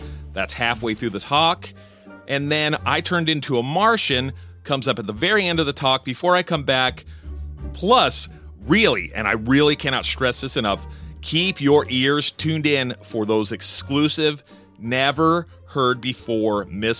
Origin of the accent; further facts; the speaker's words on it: New Jersey, United States; I'm also from New Jersey